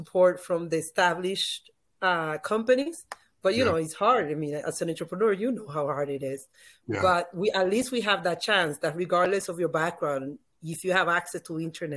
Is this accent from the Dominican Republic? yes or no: yes; Dominican Republic; first language Spanish; English is a second language; now in Miami, United States; I'm from the Dominican Republic